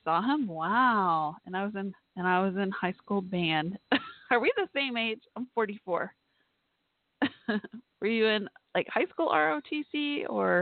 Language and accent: English; Irving, Texas, United States; also born or lived in Waco, Texas; I'm kind of from Waco, Texas when I was younger, but most of my life I lived in Irving, Texas, a mile down the road pretty much from Cowboys Stadium at that time.